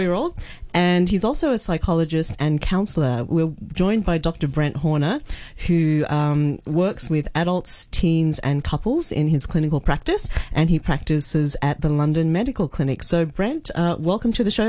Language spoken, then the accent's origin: English; Australia; moved away; when I grew up in Australia